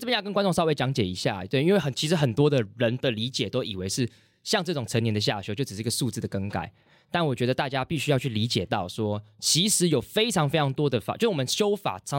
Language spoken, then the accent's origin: Chinese; Hsinchu, Taiwan; 像我自己就是从新竹过来，那租房子这件事情